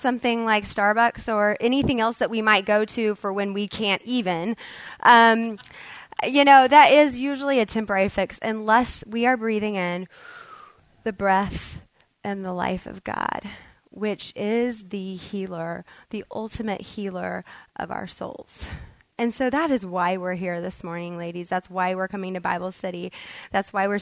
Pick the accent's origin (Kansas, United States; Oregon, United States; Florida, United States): Kansas, United States; now in Texas, United States; I moved from Kansas, grew up, was raised there